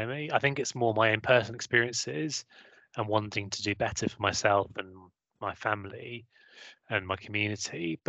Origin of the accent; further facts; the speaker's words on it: Hampshire, South East England, United Kingdom; accent: southern; now in Midlands, United Kingdom; I came from pretty average family, you know, I guess lower middle class in Hampshire, two working parents